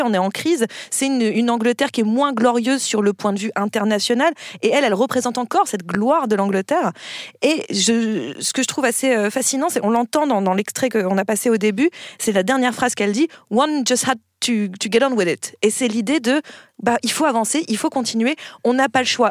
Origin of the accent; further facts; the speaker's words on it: France; en tant que Français